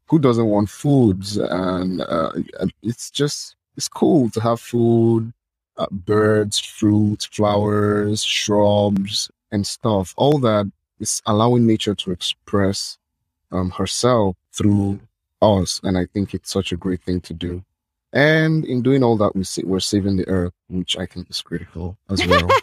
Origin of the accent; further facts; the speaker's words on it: Nigeria; I'm from Nigeria.